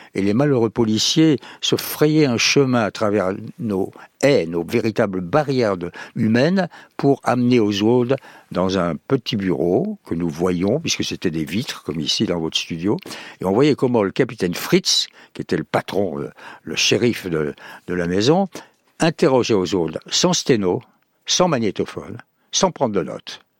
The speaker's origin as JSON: {"language": "French", "town": "Montauban", "region": "Occitania", "country": "France", "tie": "born or raised there", "said": "le pays, ça serait le sud-ouest, ça serait mon pays natal"}